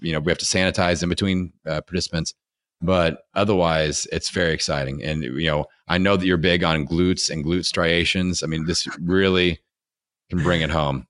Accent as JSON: {"language": "English", "region": "Indiana", "country": "United States", "accent": "Hoosier", "said": "I'm from Indiana"}